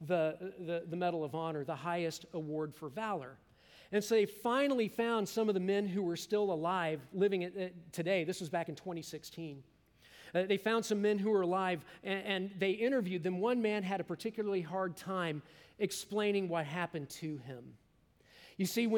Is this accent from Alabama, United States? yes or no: no; Kansas, United States; I'm from Kansas